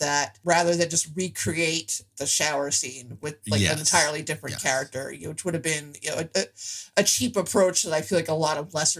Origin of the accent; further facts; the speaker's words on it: Atlantic City, New Jersey, United States; It really made me homesick for my hometown of Atlantic City.